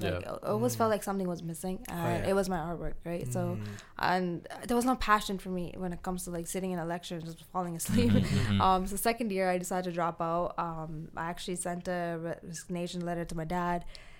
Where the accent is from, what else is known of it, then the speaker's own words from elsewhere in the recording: Colombo, Western Province, Sri Lanka; now in Canada; I was born and raised Sri Lankan. Sri Lanka. My mom's from Jaffna. But yeah, like I was born in Colombo. Definitely I go and visit Jaffna and my mom's from Neliadi, my dad's from Tikkum.